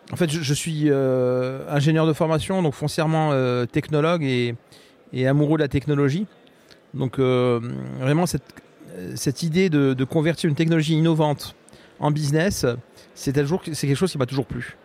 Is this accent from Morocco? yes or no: yes; Morocco; moved away as an adult; now in Rennes, France; je suis né au Maroc et j'ai grandi au Maroc.